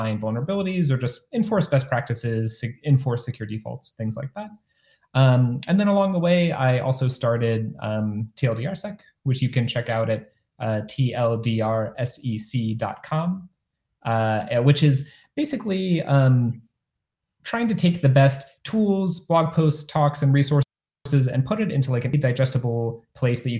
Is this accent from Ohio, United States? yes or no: yes; Ohio, United States; moved away as an adult; also born or lived in Cleveland, Ohio; now in San Francisco Bay Area, United States; I grew up in the Midwest, largely in Ohio